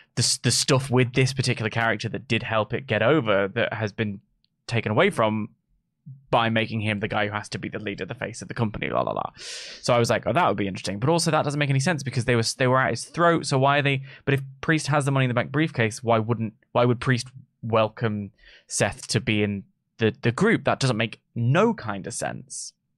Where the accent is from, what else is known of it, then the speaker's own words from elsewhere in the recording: United Kingdom; we're British